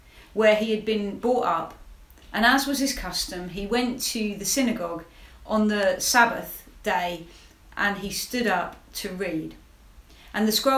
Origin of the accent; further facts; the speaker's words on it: Hastings, South East England, United Kingdom; I'm from Hastings, which is actually one of the most deprived towns in the country